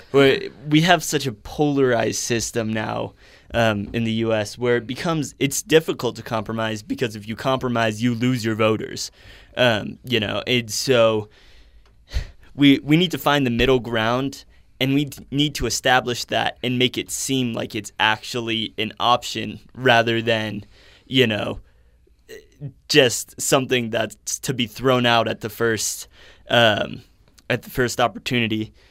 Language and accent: English; Chicago, Illinois, United States; now in Utah, United States; I'm from Chicago originally